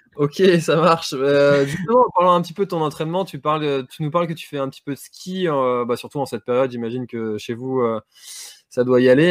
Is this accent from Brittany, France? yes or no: yes; Brittany, France; en tant que Breton